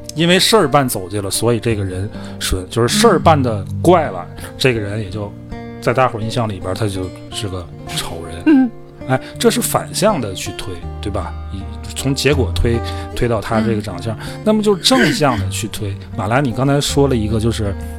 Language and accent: Chinese; Inner Mongolia, China; moved away; 我这作为个一个内蒙人，我天津话还算地道